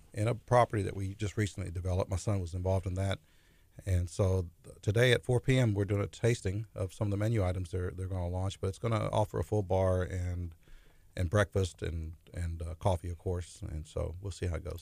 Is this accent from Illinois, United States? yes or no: no; La Porte, Texas, United States; I grew up in LaPorte